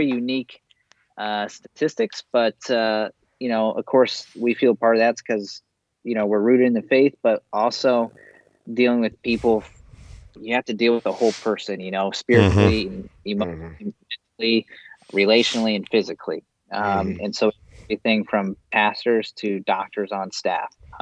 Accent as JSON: {"language": "English", "town": "Aledo", "country": "United States", "tie": "born or raised there", "said": "I grew up in Aledo, great town of Aledo"}